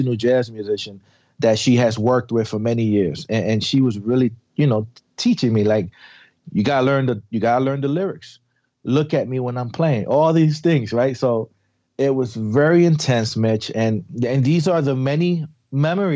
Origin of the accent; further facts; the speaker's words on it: New York City, New York, United States; I was raised in the South Bronx